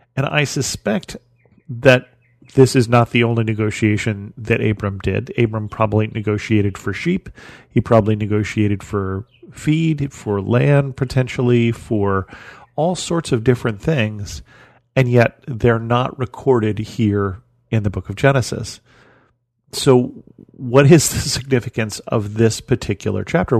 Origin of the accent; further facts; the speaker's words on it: United States; as an American